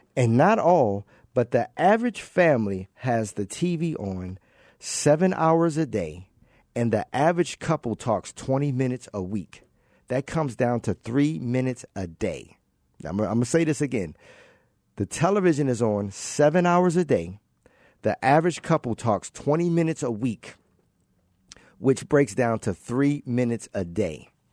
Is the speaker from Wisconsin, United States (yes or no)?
no; Baltimore, Maryland, United States; growing up in Baltimore, I'm originally from Baltimore